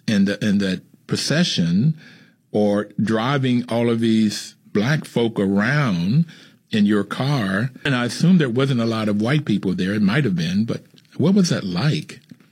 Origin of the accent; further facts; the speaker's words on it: Bluefield, West Virginia, United States; I grew up in Bluefield, West Virginia. And in 68, I was a junior in college at Bluefield State, a historically black college.